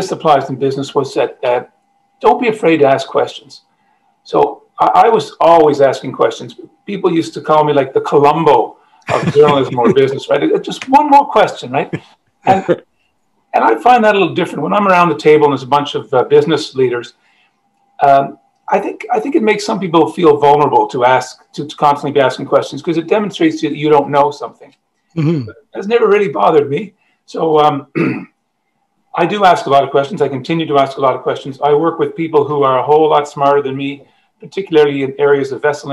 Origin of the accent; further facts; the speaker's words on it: Ottawa, Ontario, Canada; moved away as an adult; also born or lived in Montreal / Nova Scotia / Japan / Newfoundland; now in St. John's, Canada; I grew up in Ottawa.